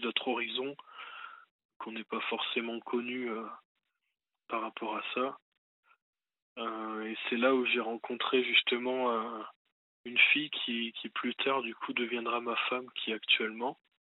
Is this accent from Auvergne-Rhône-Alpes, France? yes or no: no; Lens, Hauts-de-France, France; je suis né à Lens, dans le Pas-de-Calais